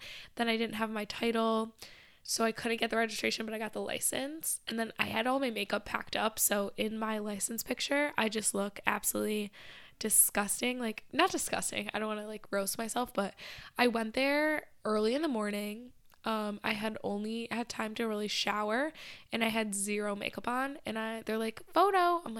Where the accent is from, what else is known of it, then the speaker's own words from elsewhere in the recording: Michigan, United States; now in Boston, United States; because obviously I grew up like outside of Detroit, but I wasn't in the center city for most of my childhood